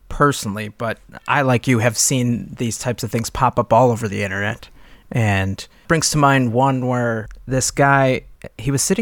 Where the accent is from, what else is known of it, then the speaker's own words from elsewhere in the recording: Baltimore, Maryland, United States; Yup. We're from Baltimore.